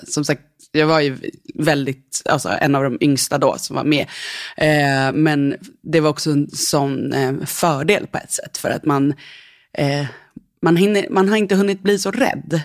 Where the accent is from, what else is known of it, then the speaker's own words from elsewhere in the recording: Nacka, Stockholm County, Sweden; Jag växte upp eh, utanför Stockholm i Nacka